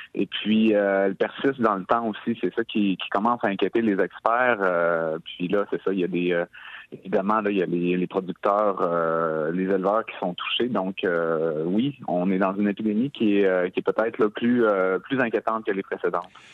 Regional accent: Quebec, Canada; ici chez nous, au Canada, au Québec.

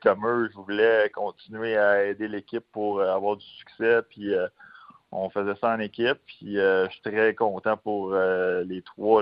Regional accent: Quebec, Canada; en tant que Québécois

